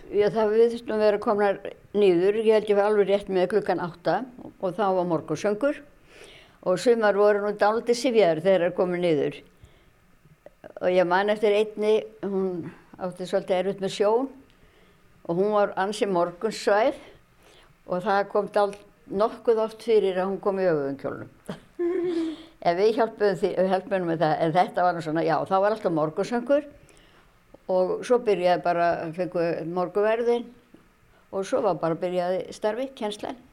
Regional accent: Ísafjörður, Westfjords, Iceland; Ég er frá Ísafjörði, ég er fætt á uppælarnu og hef alltaf búið hér.

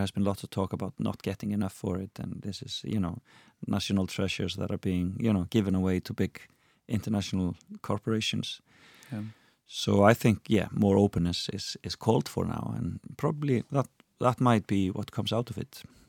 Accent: United Kingdom; You know, as a Brit, that's just tongue in cheek, and it's just funny.

